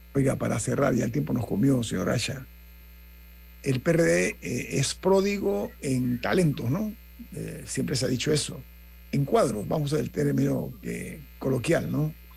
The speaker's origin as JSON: {"language": "Spanish", "country": "Panama", "said": "como panameño"}